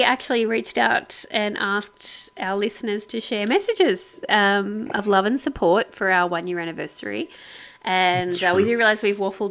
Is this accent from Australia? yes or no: yes; Sydney, New South Wales, Australia; we're from Sydney